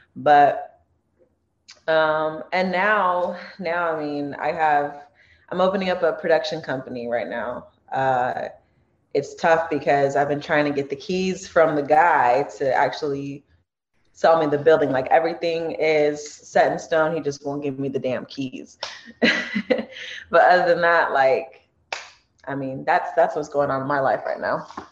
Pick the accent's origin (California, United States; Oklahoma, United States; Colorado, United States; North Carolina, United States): California, United States; Torrance; I'm born and raised in Torrance.